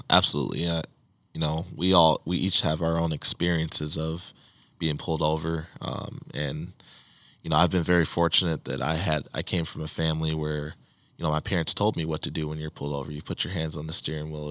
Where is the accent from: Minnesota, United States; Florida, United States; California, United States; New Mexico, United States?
Minnesota, United States; Saint Paul; Mike and I growing up in Saint Paul, we knew the Castile family very well